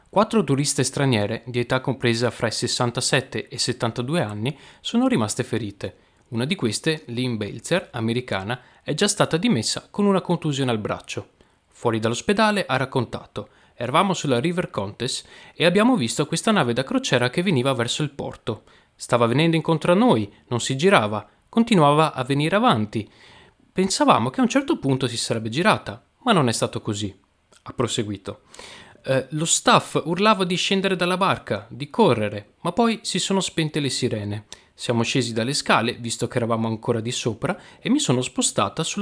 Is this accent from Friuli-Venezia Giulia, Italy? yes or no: no; Venice, Veneto, Italy; oggi parliamo di attualità. Come sapete io sono di Venezia e quindi non potevo non parlare di, questo